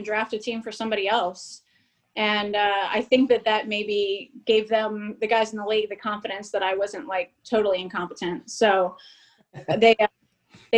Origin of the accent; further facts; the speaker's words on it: Cincinnati, Ohio, United States; I'm from Cincinnati. So I think you just grew up with baseball in your veins.